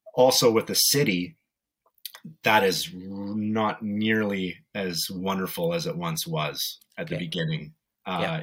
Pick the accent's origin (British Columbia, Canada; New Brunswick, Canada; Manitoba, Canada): British Columbia, Canada; Vancouver; moved away as an adult; now in Edmonton, Canada; I grew up in Vancouver with my mom